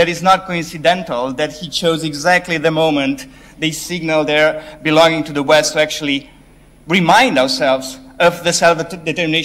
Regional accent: Romania; I'm from Romania.

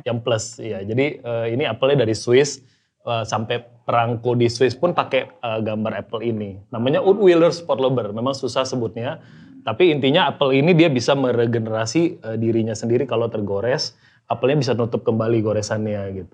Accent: Medan, North Sumatra, Indonesia; Saya dari Medan ya kebetulan

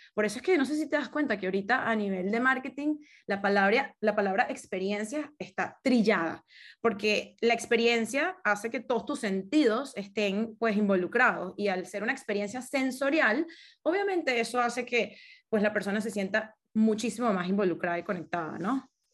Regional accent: Caracas, Capital District, Venezuela; moved away; crecí toda mi vida en Caracas.

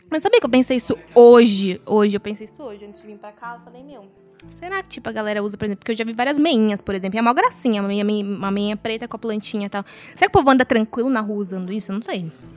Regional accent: Brazil; a gente, como brasileiro

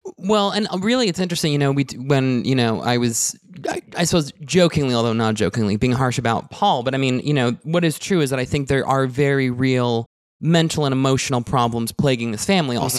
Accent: Canada; me being Canadian

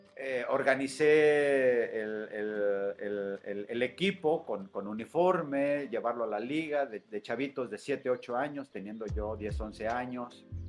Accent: Morelia, Michoacán, Mexico; moved away as an adult; also born or lived in Ciudad Nezahualcóyotl, State of Mexico; now in Tuxtla Gutiérrez, Mexico; mi infancia la vivo en Ciudad Nezahualcóyotl hasta la primaria y posteriormente eh, la familia regresa a Michoacán y radico toda la secundaria, la preparatoria y la universidad en Morelia, Michoacán

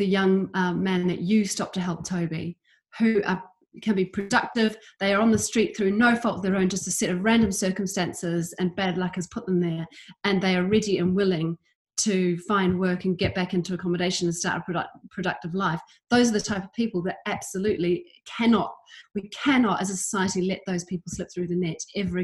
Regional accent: New Zealand; moved away; also born or lived in London / Edinburgh; I grew up in New Zealand

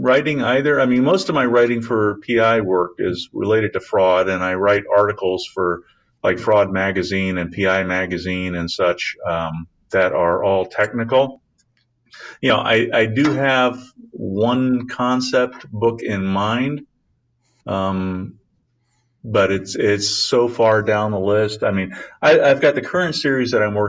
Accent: West Coast, United States; also born or lived in Washington State; we're American. We're just from the West Coast.

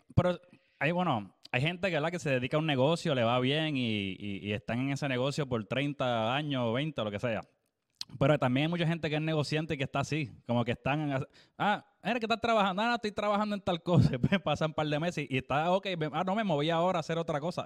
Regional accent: Naguabo, Puerto Rico; mi pueblo, Nahuabo

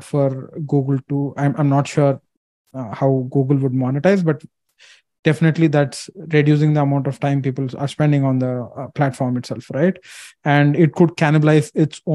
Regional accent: India; I'm an Asian, I'm from India

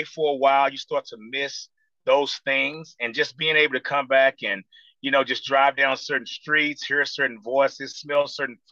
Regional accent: Fort Worth, Texas, United States; moved away; also born or lived in Dallas, Texas; I was born in Dallas, but raised on the south side of Fort Worth

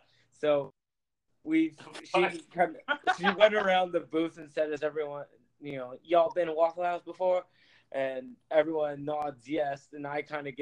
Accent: Ottawa, Ontario, Canada; also born or lived in London; now in Little Rock, United States; I'm from Ottawa, Canada.

